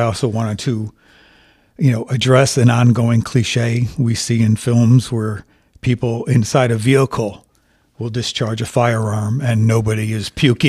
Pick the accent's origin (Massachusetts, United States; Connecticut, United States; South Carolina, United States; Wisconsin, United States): Connecticut, United States; Born and raised in Connecticut. My paternal line traces back to the American Revolution.